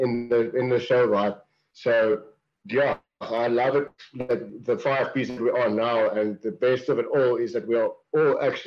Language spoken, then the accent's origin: English; Kells River, Western Cape, South Africa; we're from Kells River. It's about 20 km out of Stellenbosch